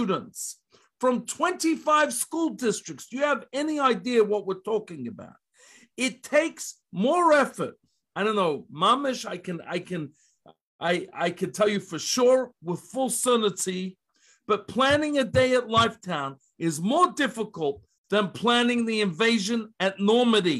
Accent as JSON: {"language": "English", "town": "Melbourne", "region": "Victoria", "country": "Australia", "tie": "born or raised there", "moved": "as an adult", "lives_now": "Columbus, United States", "said": "I come from Melbourne, Australia"}